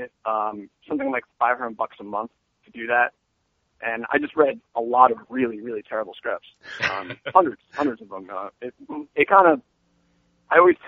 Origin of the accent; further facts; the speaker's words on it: Long Island, New York, United States; moved away; I grew up on Long Island in New York